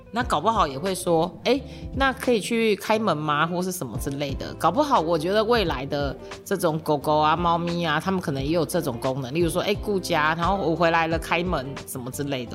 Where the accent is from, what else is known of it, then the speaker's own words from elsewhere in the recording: Tainan, Taiwan; 他是我们台南人